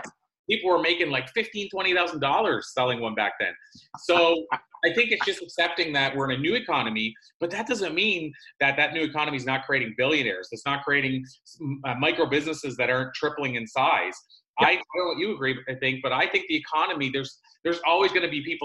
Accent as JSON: {"language": "English", "region": "Prince Edward Island", "country": "Canada", "tie": "born or raised there", "said": "grew up in the Maritimes, Atlantic Canada"}